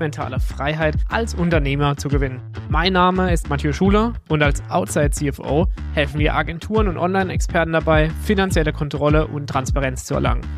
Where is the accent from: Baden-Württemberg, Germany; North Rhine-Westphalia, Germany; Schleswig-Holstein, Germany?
Baden-Württemberg, Germany; near Karlsruhe; accent: Baden (badisch); komme aus der Nähe von Karlsruhe, wie man unschwer an meinem wunderbaren badischen Dialekt erkennen kann.